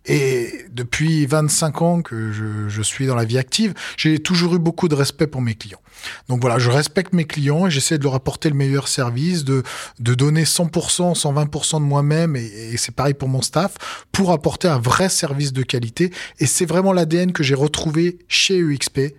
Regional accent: Savoie, Auvergne-Rhône-Alpes, France; je suis au Savoyard à la base. Donc, euh, donc voilà, euh, homme du terroir et des montagnes.

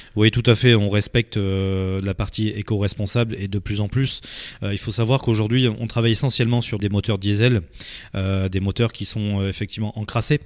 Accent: Dordogne, Nouvelle-Aquitaine, France; moved away as an adult; now in Arcachon Bay, France; je suis natif de Dordogne, je suis arrivé sur le bassin d'Arcachon il y a à peu près 12 ans

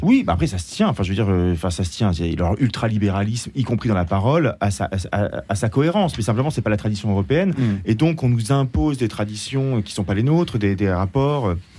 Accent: France; en tant que Français

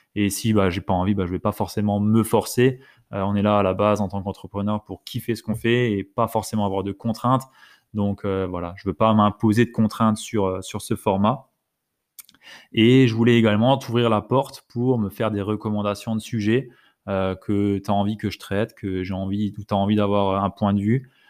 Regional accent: Alsace, Grand Est, France; je viens d'Alsace

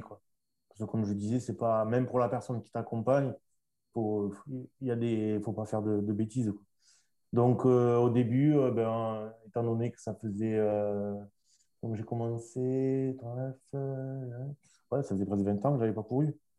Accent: Toulouse, Occitania, France; de Toulouse, ma, ma ville natale aussi

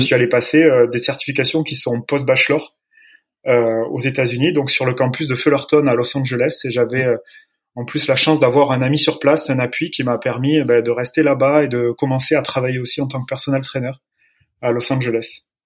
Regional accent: Agen, Nouvelle-Aquitaine, France; je suis originaire du Lot-et-Garonne, d'Agen

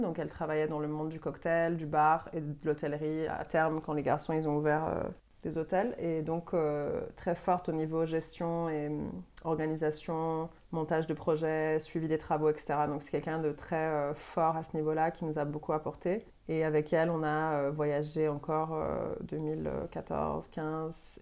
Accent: Montreal, Quebec, Canada; moved away as an adult; also born or lived in Paris / Marseille; now in France; je suis donc euh, québécoise à la base, euh, née à Montréal. J'ai grandi là-bas

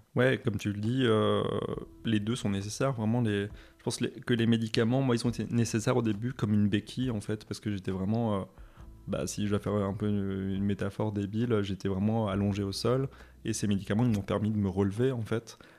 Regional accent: Moselle, Grand Est, France; je viens de l'Est, et du coup, euh, dans, l'Est, en, Moselle, l'éducation religieuse était obligatoire

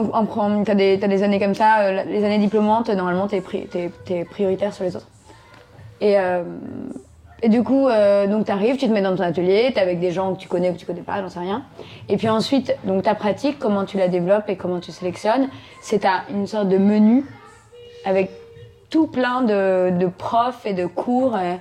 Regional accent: Arcueil, Île-de-France, France; moved away as an adult; now in Bagnolet, France; J'ai grandi à Arcueil, dans le 94, dans le sud, euh, banlieue sud

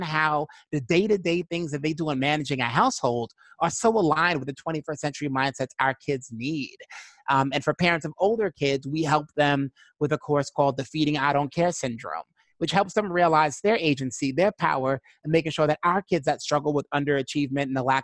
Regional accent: New York City, New York, United States; I'm originally from Brooklyn, New York.

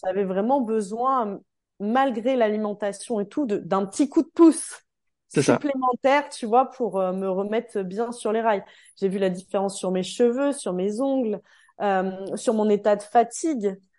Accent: Calvados, Normandy, France; now in Savoie, France; je suis du Calvados, de Normandie, et le 73 en Savoie où je me trouve désormais

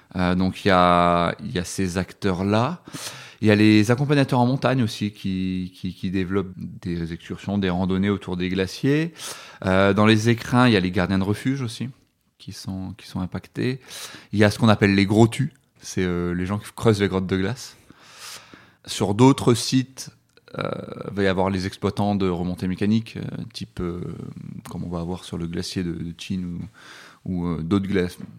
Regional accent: Dunkirk, Hauts-de-France, France; moved away as an adult; now in Grenoble, France; je, suis originaire de Dunkerque, donc dans le nord de la France, donc euh, dans le plat pays

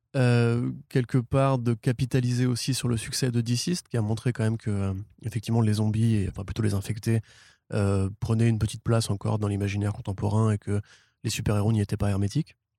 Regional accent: France; en tant que Français

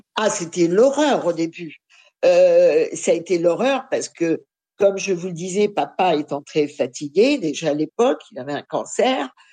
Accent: Paris, Île-de-France, France; je suis née à Paris, mais de parents réfugiés polonais

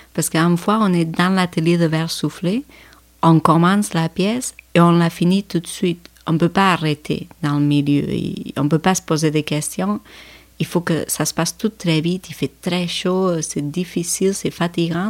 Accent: Spain; moved away; je viens de l'Espagne, je viens de l'Europe

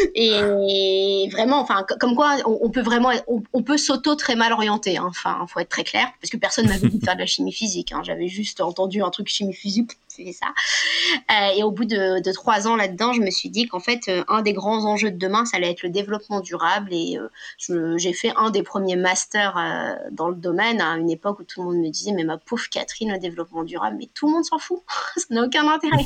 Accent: Paris, Île-de-France, France; also born or lived in Normandy; je suis née à Paris, mais j'ai toujours vécu entre deux cultures, à savoir une culture assez parisienne et les pieds à la campagne en permanence

